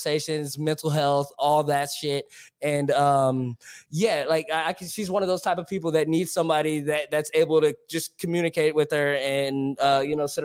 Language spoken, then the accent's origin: English; Dallas, Texas, United States; I'm from, you know, South Irving, West Dallas